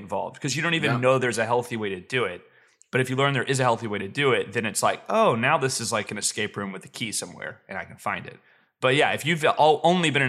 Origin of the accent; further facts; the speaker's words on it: the South, United States; I grew up in the South